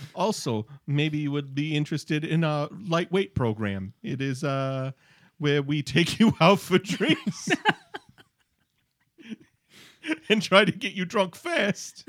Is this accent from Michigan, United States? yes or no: yes; Michigan, United States; We're from Michigan